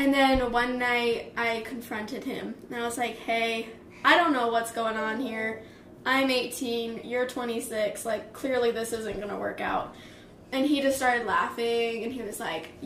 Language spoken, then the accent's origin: English; Las Vegas, Nevada, United States; moved away; We were home in Vegas. I was showing him my hometown.